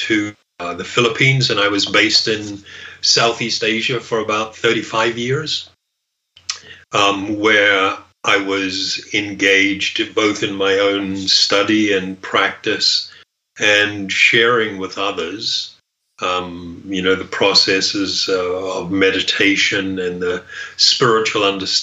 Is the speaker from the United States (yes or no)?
no; New Zealand; I grew up in New Zealand